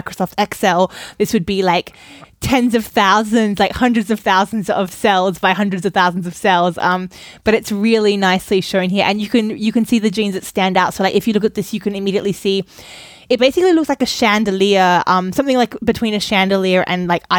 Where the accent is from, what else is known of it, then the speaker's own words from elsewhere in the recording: Australia; now in Germany; I am raised Australian where we say tomato, and I have now been in Germany with a lot of people speaking US English for a long time